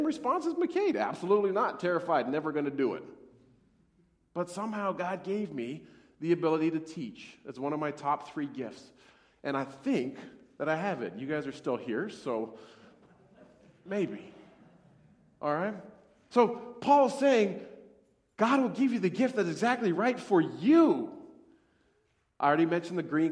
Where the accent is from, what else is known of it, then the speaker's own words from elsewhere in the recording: Montana, United States; moved away; I grew up in Montana, and I worked with cattle branding